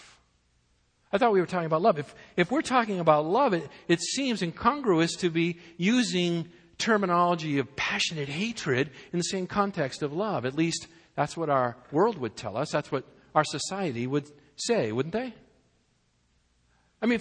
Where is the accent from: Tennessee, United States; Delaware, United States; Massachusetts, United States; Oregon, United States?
Massachusetts, United States; moved away as an adult; also born or lived in Fort Worth, Texas; we were born and brought up in Massachusetts in the New England area, and we're now living in Fort Worth